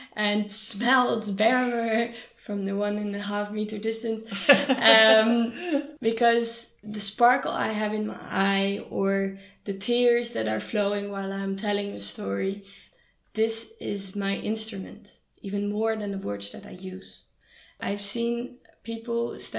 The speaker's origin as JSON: {"language": "English", "town": "Amsterdam", "region": "North Holland", "country": "Netherlands", "said": "I'm from Amsterdam, I love bicycles"}